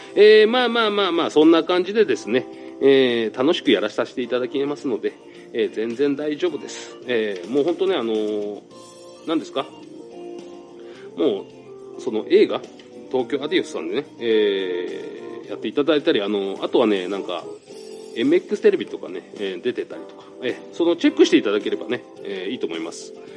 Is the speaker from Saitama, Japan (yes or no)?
yes; Saitama, Japan; 俺も埼玉県ですから